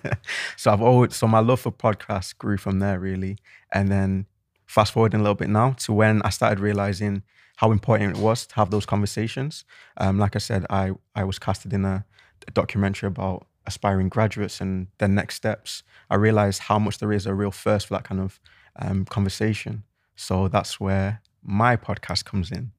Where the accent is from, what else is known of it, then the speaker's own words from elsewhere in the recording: Manchester, North West England, United Kingdom; also born or lived in Cheltenham; I'm from Manchester, if you can tell by the accent.